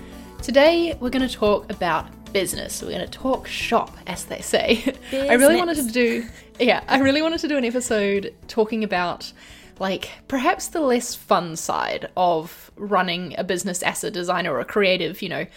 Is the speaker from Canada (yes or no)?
no; Brunei; It makes me, like, reminisce back to childhood because I grew up in Asia and in Brunei.